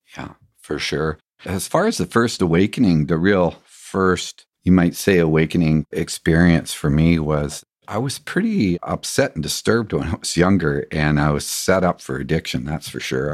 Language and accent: English; England, United Kingdom; growing up in England, there was a big pond